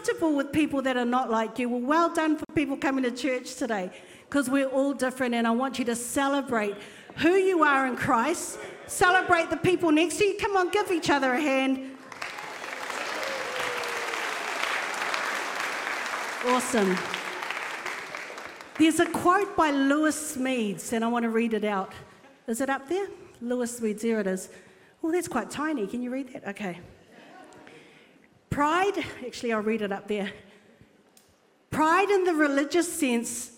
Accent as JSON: {"language": "English", "region": "Auckland", "country": "New Zealand", "tie": "born or raised there", "said": "I was brought up in Epsom, Polynesian family living in Epsom"}